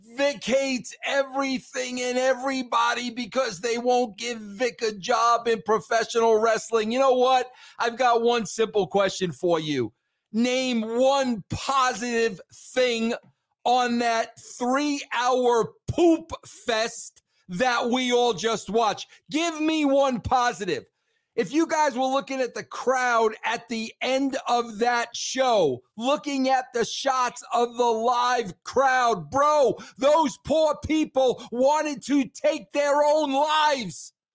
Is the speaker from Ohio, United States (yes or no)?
no; Long Island, New York, United States; I grew up in Long Island, New York